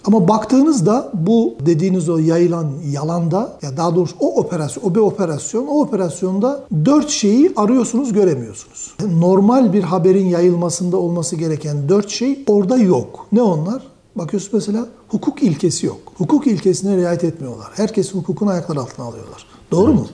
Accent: Black Sea region, Trabzon, Turkey; also born or lived in Istanbul; now in Ankara, Turkey; biz Karadenizliyiz neticede bizim şey parlama noktamız, kaynama noktamız çok düşük

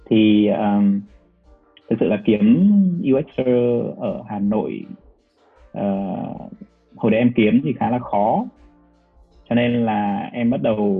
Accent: Hanoi, Vietnam; accent: Hanoi; moved away as an adult; also born or lived in Ho Chi Minh City; em ở Hà Nội, sau đó thì em vào Sài Gòn cũng khoảng gần 10 năm đó.

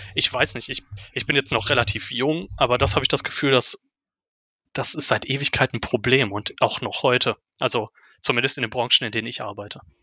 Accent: Ruhr area, North Rhine-Westphalia, Germany; als Ruhrpottler ist natürlich ThyssenKrupp auch um, um einen durchgehend herum

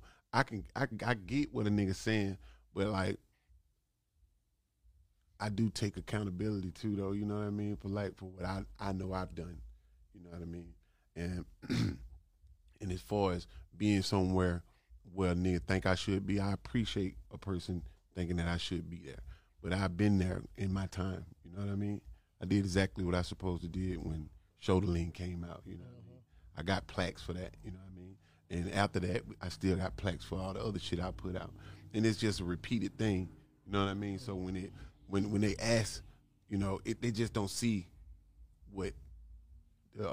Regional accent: Atlanta, Georgia, United States; as a young nigga, I was born on the West Side. You know, when I could open my eyes and visualize something, it was Bankhead Court

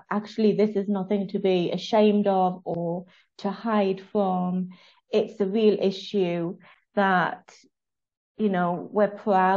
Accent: United Kingdom; I'm obviously British

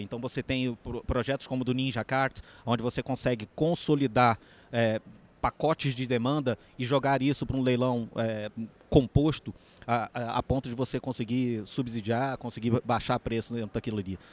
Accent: Rio de Janeiro, Brazil; sou carioca

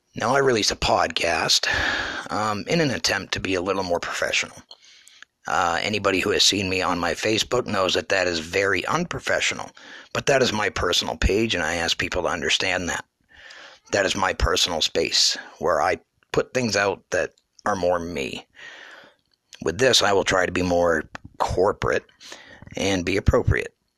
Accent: Ashland, New Hampshire, United States; now in Pennsylvania, United States; I'm from the great state of New Hampshire, born and raised in Ashland, New Hampshire.

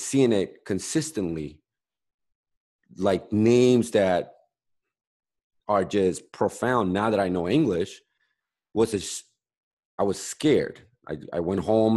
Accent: Bolivia; now in United States; I'm from South America, I'm Bolivian

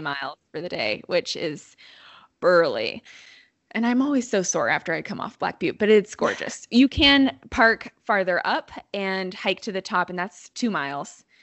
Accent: Bend, Oregon, United States; I grew up in Bend, so I've seen it grow a lot

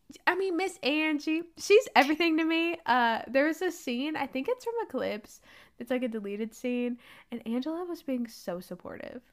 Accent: United States; I am American

